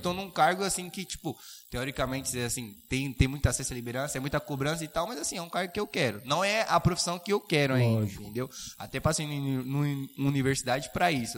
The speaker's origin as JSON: {"language": "Portuguese", "town": "Suzano", "region": "São Paulo", "country": "Brazil", "said": "eu sou de Suzano e trabalho em Caeiras"}